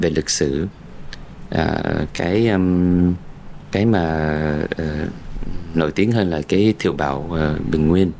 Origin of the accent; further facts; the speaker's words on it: United States; moved away as an adult; now in Vietnam; một người mà sinh ra và lớn lên ở Mỹ